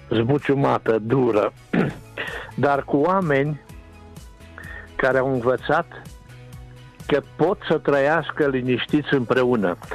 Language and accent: Romanian; Timișoara, Timiș County, Romania; Mândri că suntem timișoreni